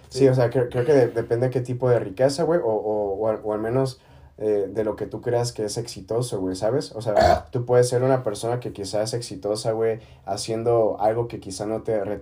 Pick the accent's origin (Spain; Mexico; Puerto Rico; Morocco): Mexico; Ah, es que soy mexicano.